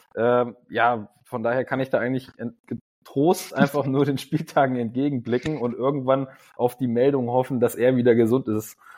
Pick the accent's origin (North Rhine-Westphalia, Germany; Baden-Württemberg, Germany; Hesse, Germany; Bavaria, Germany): Hesse, Germany; near Kassel; now in Wolfsburg, Germany; ich komme aus Hessen, das heißt, ich komme aus mhm. Kassel in der Nähe